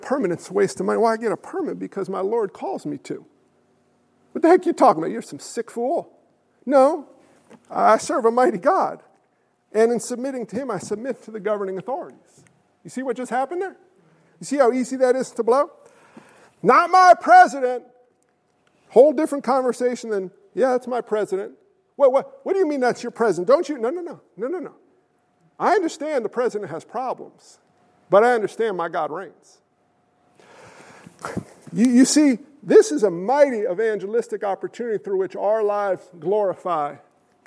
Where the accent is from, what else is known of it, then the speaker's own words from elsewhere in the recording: United States; I'm American. I come from a long line of military men